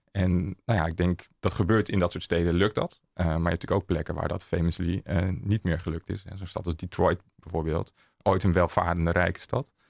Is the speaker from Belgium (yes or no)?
no; Amsterdam, North Holland, Netherlands; Eh, Museumplein.